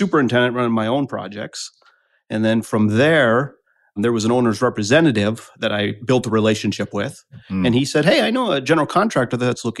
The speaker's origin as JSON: {"language": "English", "town": "Crookston", "region": "Minnesota", "country": "United States", "tie": "born or raised there", "said": "Crookston, Minnesota."}